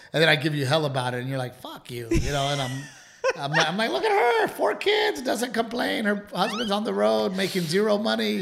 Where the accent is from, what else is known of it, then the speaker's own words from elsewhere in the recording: Gregory-Portland, Texas, United States; moved away; growing up in Gregory Portland